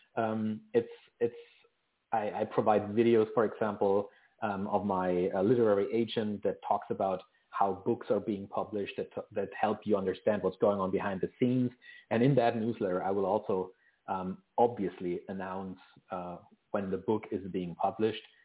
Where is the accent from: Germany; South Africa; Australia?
Germany; now in Vancouver, Canada; I actually live in Vancouver, um, British Columbia, in Canada, but I'm originally from Germany